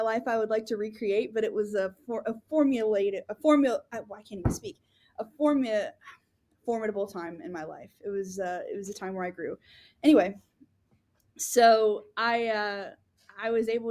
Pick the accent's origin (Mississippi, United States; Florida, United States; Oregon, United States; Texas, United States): Florida, United States; Pace; Pensacola is my hometown. Technically, it's Pace. If we're going to talk about local politics, let's get real. I'm from a little town called Pace, Florida